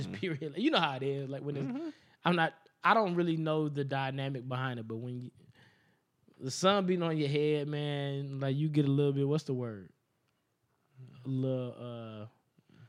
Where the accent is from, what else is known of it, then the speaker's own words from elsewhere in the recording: Las Vegas, Nevada, United States; I'm from Vegas